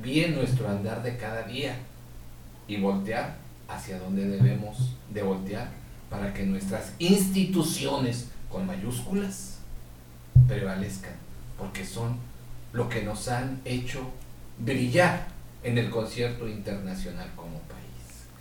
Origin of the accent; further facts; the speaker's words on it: Mexico; así nos educamos como mexicanos